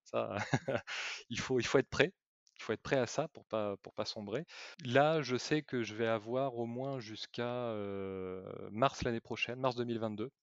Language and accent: French; Bordeaux, Nouvelle-Aquitaine, France; also born or lived in Vendée; now in La Rochelle, France; je suis natif de, de Bordeaux